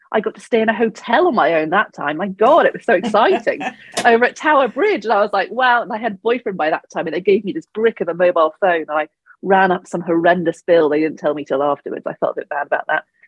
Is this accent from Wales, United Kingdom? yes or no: no; Devon, South West England, United Kingdom; now in London, United Kingdom; I grew up in Devon